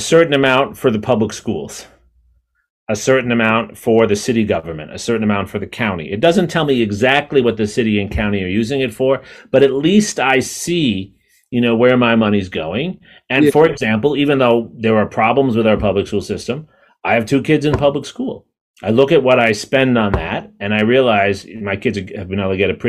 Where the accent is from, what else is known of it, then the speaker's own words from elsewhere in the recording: New York City, New York, United States; 40 years ago, when I was growing up in New York City